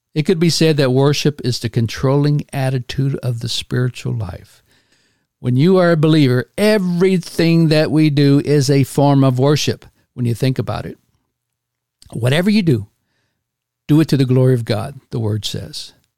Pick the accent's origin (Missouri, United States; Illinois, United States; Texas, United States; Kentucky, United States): Texas, United States; Houston; moved away as an adult; my hometown of Houston, Texas